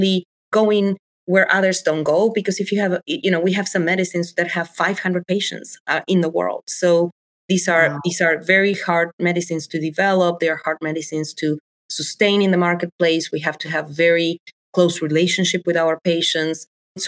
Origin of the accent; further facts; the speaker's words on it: Buenos Aires, Argentina; English is a second language; moved away as an adult; now in Chicago, United States; So, born and raised in Argentina, I come from Buenos Aires.